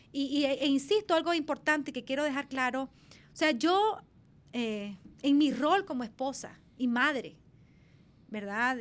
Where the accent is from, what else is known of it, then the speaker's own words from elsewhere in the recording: Nicaragua; como pueblo nicaragüense